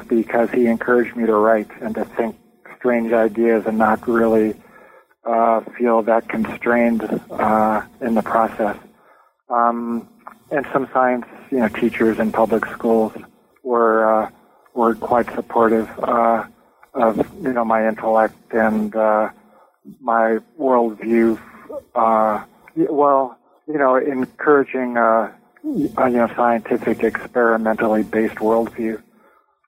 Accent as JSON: {"language": "English", "region": "Southern California", "country": "United States", "tie": "born or raised there", "also_born_or_lived": "New York / Sacramento / San Diego / Albuquerque", "moved": "as an adult", "said": "I was born and raised in Southern California"}